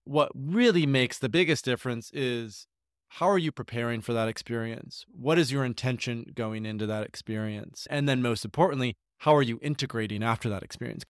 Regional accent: Grand Rapids, Michigan, United States; I grew up in Grand Rapids, Michigan, uh, in a suburb of fifteen thousand people

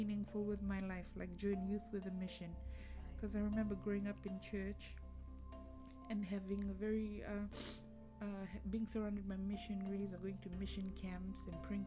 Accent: Fiji; moved away as an adult; now in Cardiff, United Kingdom; growing up in Fiji and living through the different coup d'etats

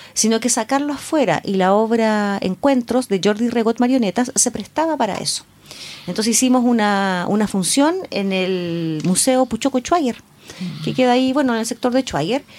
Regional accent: Coronel, Biobío, Chile; Yo soy de, de Coronel, entonces conozco la Casa de la Cultura

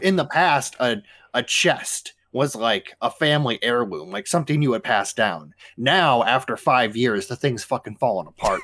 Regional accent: Midwest, United States; I am from the Midwest.

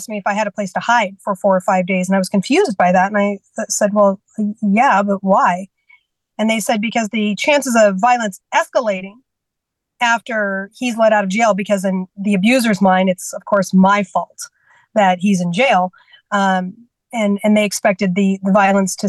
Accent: California, United States; also born or lived in Washington State; now in Georgia, United States; I was raised in California

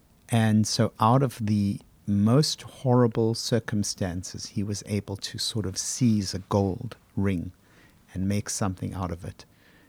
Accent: Johannesburg, Gauteng, South Africa; born there; I was born in 1950 in Johannesburg, and I'd heard about the Holocaust

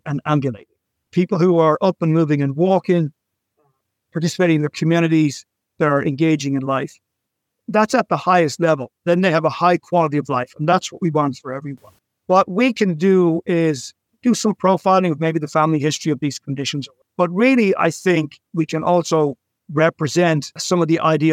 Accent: Dublin, Leinster, Ireland; now in New York City, United States; I was born in Dublin and I've lived in cities my whole life

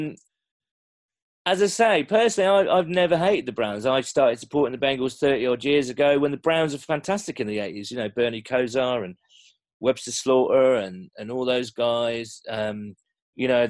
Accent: England, United Kingdom; I'm English

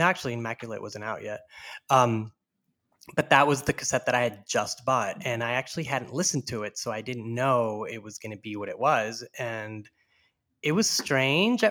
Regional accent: Houston, Texas, United States; my family's from Panama and I grew up in Houston, Texas.

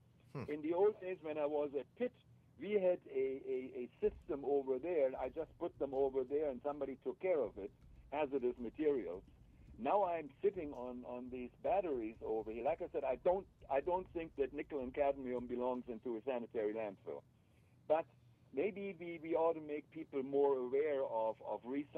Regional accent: Germany; moved away; I grew up in Germany, and I grew up with empty bottles

